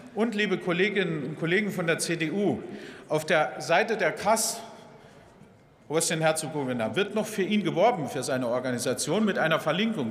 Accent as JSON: {"language": "German", "town": "Welschbach", "region": "Saarland", "country": "Germany", "tie": "born or raised there", "said": "in meinen Heimatort kamen, Welschbach, 1200 Einwohner"}